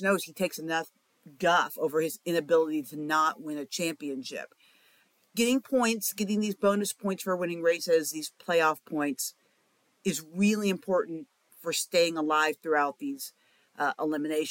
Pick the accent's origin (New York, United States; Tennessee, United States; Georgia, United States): Tennessee, United States; Bristol; I'm from Bristol